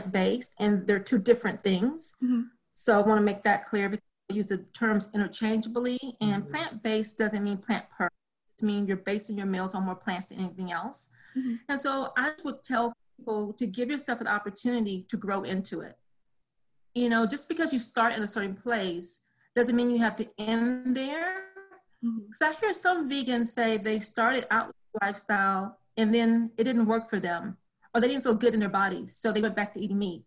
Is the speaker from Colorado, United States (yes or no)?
no; rural Texas, United States; I am originally from a small community that is literally down a dirt road to another dirt road deep in rural Texas